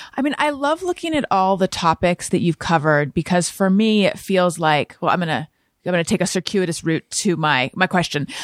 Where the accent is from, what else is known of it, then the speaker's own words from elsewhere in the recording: Newport Beach, California, United States; also born or lived in Oakland, California; I grew up in, like, Corona del Mar, Newport Beach